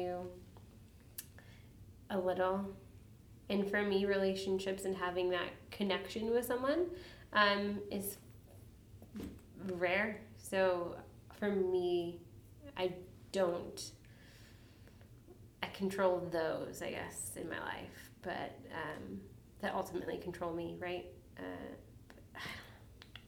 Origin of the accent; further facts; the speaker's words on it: Chicago, Illinois, United States; moved away; also born or lived in Portland / Spokane / Walla Walla; Growing up in Chicago and having gangs around you